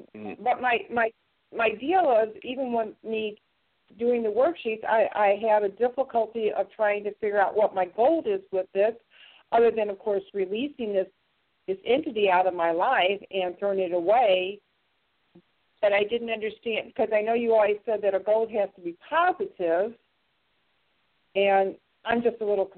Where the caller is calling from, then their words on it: St. Louis, Missouri, United States; I'm from Missouri, St. Louis.